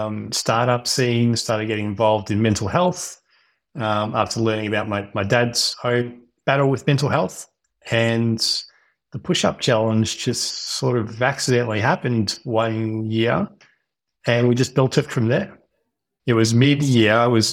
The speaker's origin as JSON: {"language": "English", "town": "Melbourne", "region": "Victoria", "country": "Australia", "tie": "born or raised there", "also_born_or_lived": "Western Australia", "said": "I grew up in Melbourne, had a pretty good childhood, went to uni, studied engineering of all things."}